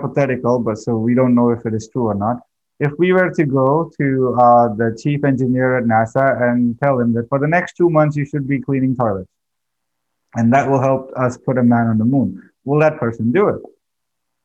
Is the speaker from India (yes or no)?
yes; India; I come from India. My thinking patterns and the way I grew up is totally different